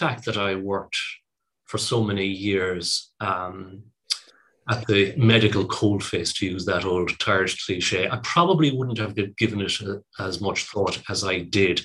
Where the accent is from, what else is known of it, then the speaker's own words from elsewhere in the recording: Cork, Munster, Ireland; moved away as an adult; also born or lived in United Kingdom; I'm from Cork. I went to medical school in Cork